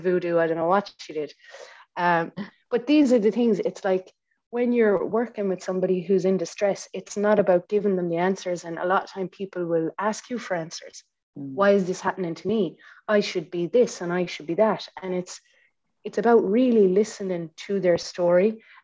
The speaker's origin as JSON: {"language": "English", "country": "Ireland", "said": "we're Irish"}